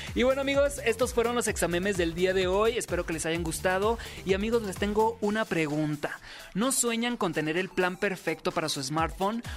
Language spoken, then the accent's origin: Spanish; Sinaloa, Mexico; soy sinaloense